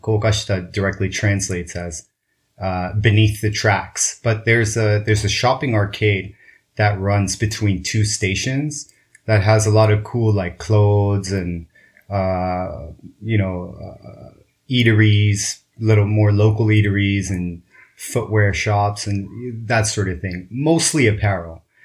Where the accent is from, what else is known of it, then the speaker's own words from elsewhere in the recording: Kobe, Hyogo, Japan; I was born in in Kobe, Japan